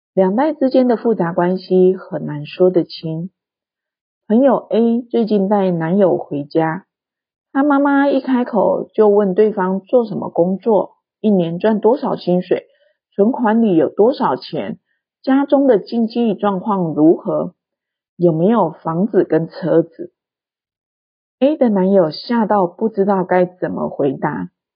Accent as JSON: {"language": "Chinese", "country": "Taiwan", "tie": "born or raised there", "said": "我出生在台湾经济起飞的年代"}